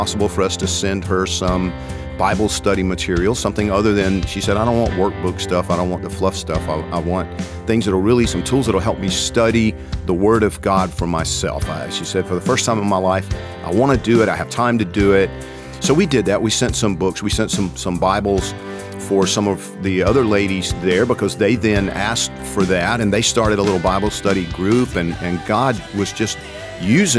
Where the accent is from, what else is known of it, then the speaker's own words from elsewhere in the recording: Georgia, United States; I'm from Georgia